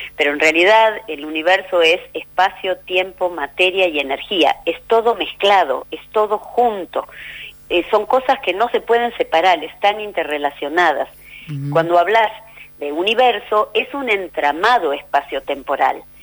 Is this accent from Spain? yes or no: no; Argentina